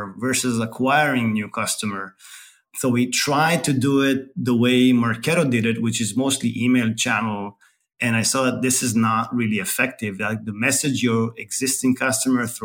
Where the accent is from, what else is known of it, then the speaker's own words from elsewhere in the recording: Tel Aviv, Tel Aviv District, Israel; moved away as an adult; now in San Francisco Bay Area, United States; I was born in Tel Aviv, Israel, and moved to the Bay 10 years ago.